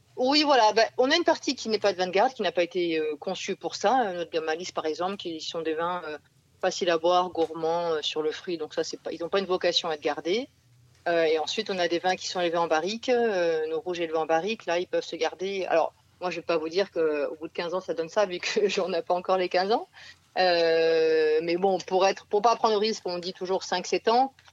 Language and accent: French; Provence and Nîmes, Provence-Alpes-Côte d'Azur, France; moved away; on vient de, Provence et de Nîmes